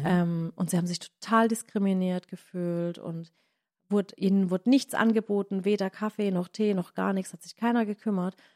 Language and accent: German; Baden-Württemberg, Germany; accent: Badisch; badisch von uns